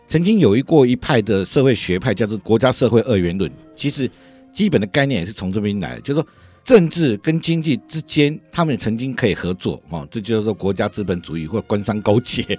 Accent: Taiwan; 我们台湾人

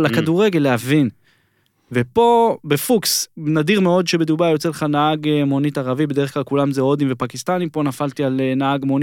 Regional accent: Israel; אני בא מישראל, שהסיפור הזה, זה מכתיב את הסדר יום פה

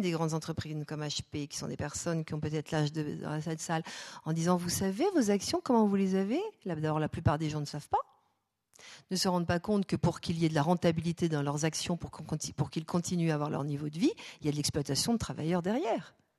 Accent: France; chez nous en France

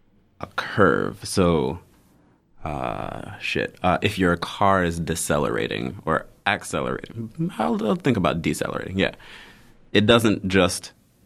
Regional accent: Houston, Texas, United States; also born or lived in Zimbabwe / Tanzania / Fort Lauderdale, Florida, United States; But I was born in Zimbabwe. and left there as a baby, so I don't remember anything about Zimbabwe. Grew up in Houston, Texas from 1 to 7, and then moved to Tanzania, where I stayed until I was 12.

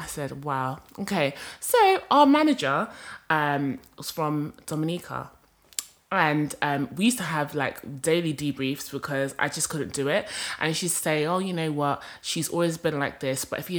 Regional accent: Rwanda; So I'm from Rwanda.

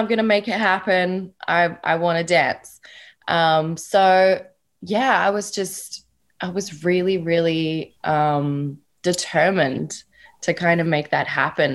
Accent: Perth, Western Australia, Australia; moved away; I was born and raised in Perth, Australia

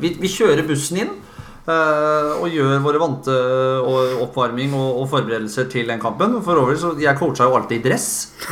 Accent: Fredrikstad, Østfold, Norway; jeg er fra Kråkerøy. Jeg er jo Kråkerøy-gutt og født og oppvokst i båt

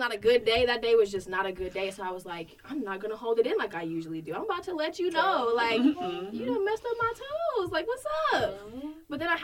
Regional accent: Minneapolis, Minnesota, United States; also born or lived in Iowa; I'm from Minnesota as well. Northside.

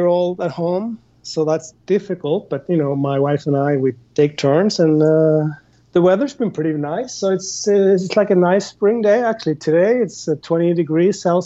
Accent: Norway; now in Spain; I'm from Norway

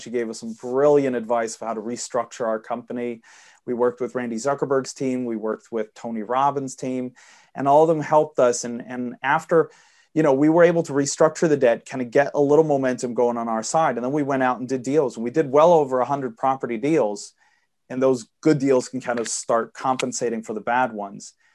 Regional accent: Sweden; I'm born and raised and live in Sweden. I apologize for the accent. My dad's American

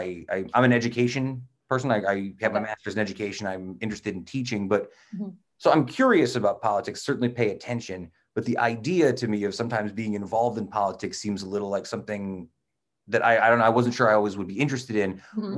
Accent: Utica, New York, United States; also born or lived in Brooklyn; I've been here for, going on almost 5 years now since I came back from Brooklyn. I grew up in on Ballantyne Bray in South Utica.

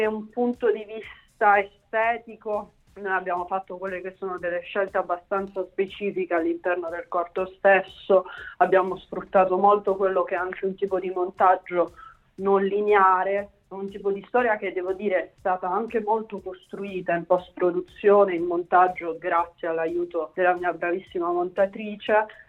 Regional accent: Bari, Apulia, Italy; moved away as an adult; now in Rome, Italy; io sono di Bari

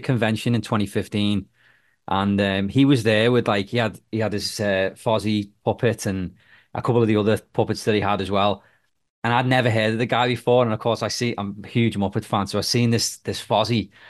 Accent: Liverpool, North West England, United Kingdom; now in Nova Scotia, Canada; I'm from the U K, I'm from Liverpool, um, but I'm actually in Nova Scotia, Canada

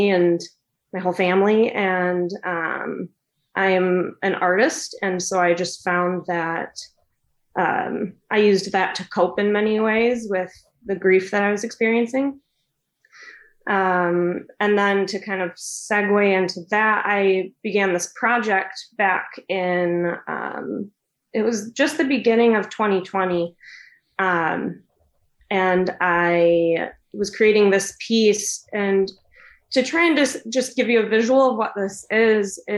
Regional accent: West Michigan, United States; I'm from West Michigan. I've always lived here

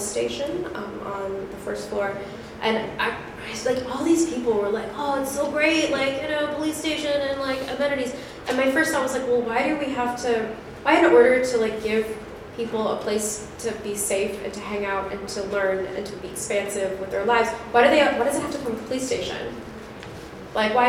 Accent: Colorado, United States; moved away as an adult; now in Chicago, United States; I'm from Colorado. I moved here 7 years ago

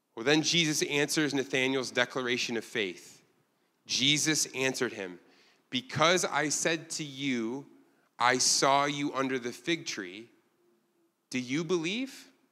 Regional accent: Ilion, New York, United States; now in Korea; I'm from a town you've never heard of called Ilion, New York

